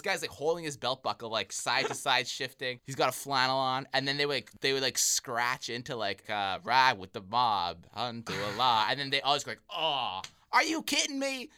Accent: Winnipeg, Manitoba, Canada; I'm from Winnipeg.

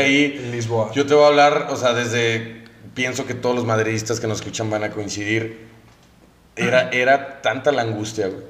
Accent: Mexico; como mexicano

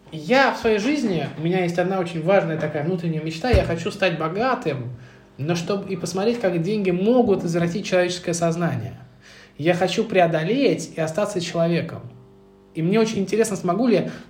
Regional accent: Moscow, Russia; я из Медведкова

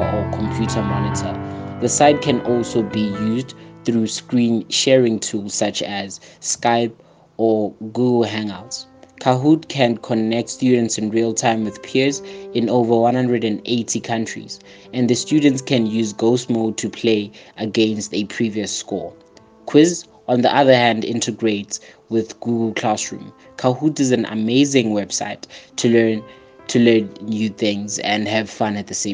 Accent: Polokwane, Limpopo, South Africa; I'm from Limpopo, Polokwane.

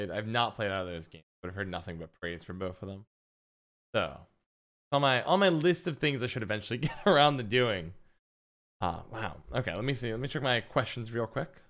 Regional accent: United States; As an American

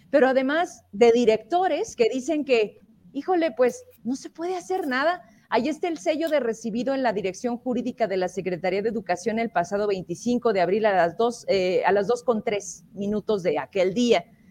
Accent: Zacatecas, Mexico; somos zacatecanos y aquí queremos seguir

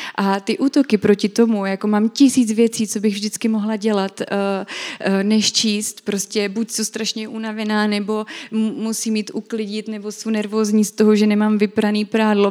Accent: Brno, South Moravian Region, Czechia; u nás v Brně

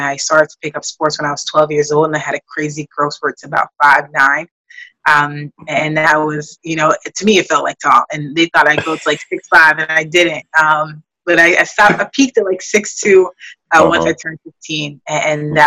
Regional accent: New York City, New York, United States; Growing up in New York

